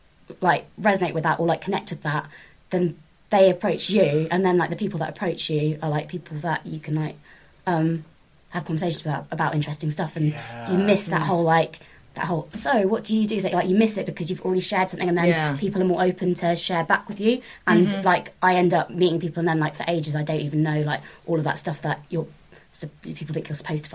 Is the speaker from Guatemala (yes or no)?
no; Swindon, South West England, United Kingdom; also born or lived in Plymouth; I was from Swindon, and then I was, I started open micing in Plymouth, and then moved back to Swindon